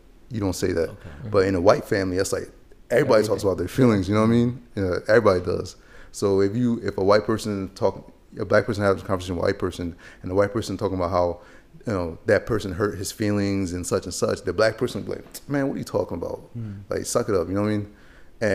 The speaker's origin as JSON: {"language": "English", "area": "Harford County", "region": "Maryland", "country": "United States", "tie": "born or raised there", "also_born_or_lived": "Chad", "said": "growing up in Harford County"}